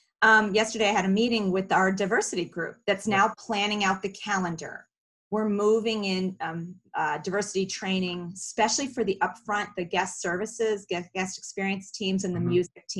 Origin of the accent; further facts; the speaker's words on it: Philadelphia, Pennsylvania, United States; I came from Philly, where that cultural melting pot, the East Coast, was right. natural.